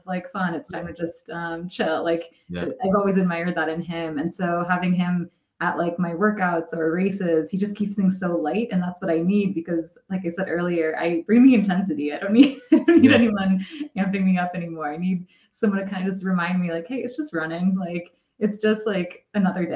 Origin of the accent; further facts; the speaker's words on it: Midwest, United States; I grew up in the Midwest